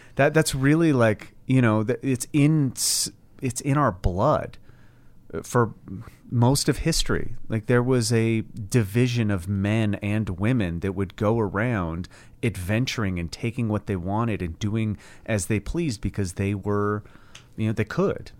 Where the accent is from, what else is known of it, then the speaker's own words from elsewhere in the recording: United States; I'm American.